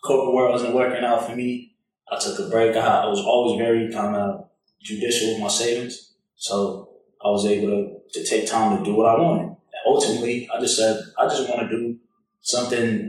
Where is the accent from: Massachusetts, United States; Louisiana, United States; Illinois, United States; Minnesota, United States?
Massachusetts, United States; Boston; accent: Boston; moved away as an adult; also born or lived in Atlanta, Georgia; I'm originally from Boston, if you can't tell by the accent. So grew up in the Northeast